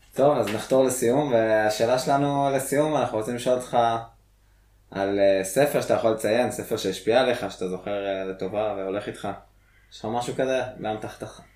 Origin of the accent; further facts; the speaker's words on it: Israel; אני גדלתי במושב של ניצולי שואה